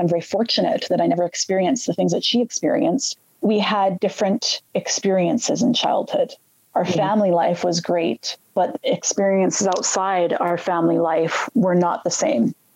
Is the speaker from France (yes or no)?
no; Red Deer, Alberta, Canada; I grew up actually in Alberta, a small city right in between Calgary and Edmonton in Alberta, Canada, called Red Deer, Red Deer, Alberta